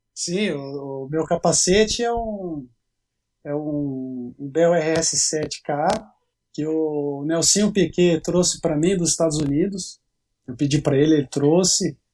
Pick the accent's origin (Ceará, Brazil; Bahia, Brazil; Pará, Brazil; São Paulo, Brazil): São Paulo, Brazil; Campinas; sou de Campinas, São Paulo